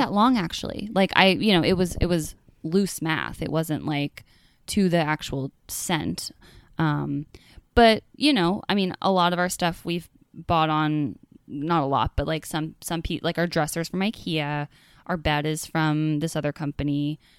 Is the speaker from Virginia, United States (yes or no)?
no; Northern California, United States; moved away; I grew up in California, in Northern California